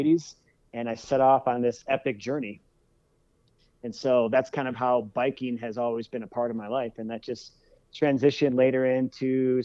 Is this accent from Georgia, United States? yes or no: no; Colorado, United States; also born or lived in Eaton Rapids, Michigan; I spent half the year in Colorado, half the year in Michigan. And so I was just really fortunate to grow up in two pretty amazing states.